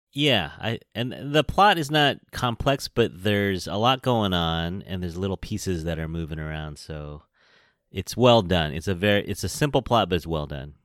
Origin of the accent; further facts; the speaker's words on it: San Francisco, California, United States; I'm from San Francisco, California. I am a Chinese American born here in San Francisco